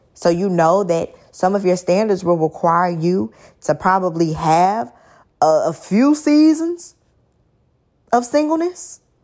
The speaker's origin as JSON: {"language": "English", "town": "Dallas", "region": "Texas", "country": "United States", "said": "I'm from Dallas"}